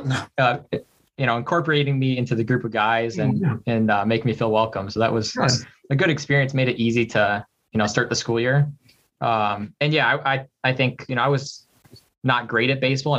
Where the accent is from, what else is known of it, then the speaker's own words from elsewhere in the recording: Dubuque, Iowa, United States; moved away as an adult; also born or lived in southwestern Wisconsin / Canada / Korea; now in Minneapolis, United States; I was born in Dubuque and grew up there, and then moved across the river in southwestern Wisconsin, right across the river from Dubuque. Grew up in Dubuque